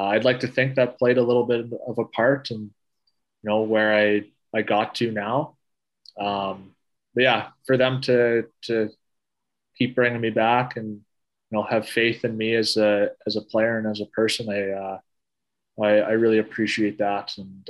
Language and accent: English; Canada; as a Canadian kid, you grow up religiously watching the World Juniors every year at Christmas